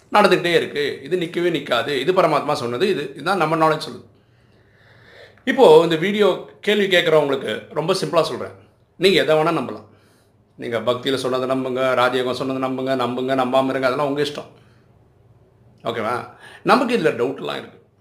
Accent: Chennai, Tamil Nadu, India; நான் சென்னையிலே தான் பிறந்து வளர்ந்துருக்கிறேன்

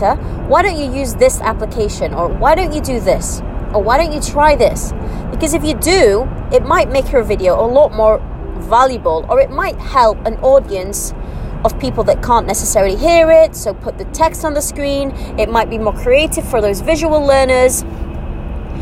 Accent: United Kingdom; moved away as an adult; now in United Arab Emirates; I'm British, born and bred British, but I'm living in the UAE

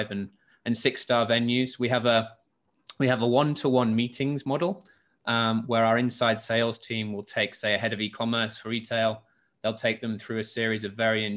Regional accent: Hull, Yorkshire and the Humber, United Kingdom; now in Singapore; I'm from the UK originally, from England, and I grew up in the north of England, in Yorkshire, in a place called in Hull

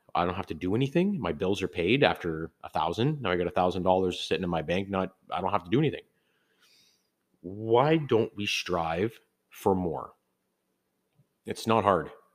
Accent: Canada; I am from Canada

